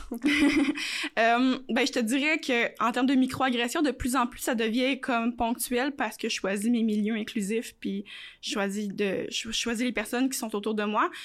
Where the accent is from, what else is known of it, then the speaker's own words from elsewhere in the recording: Quebec City, Quebec, Canada; also born or lived in Montreal; j'ai quitté Montréal, j'avais 8 ans, j'ai pas vécu ça, tu sais, j'ai pas, il y a pas, pas de quartier gay à Québec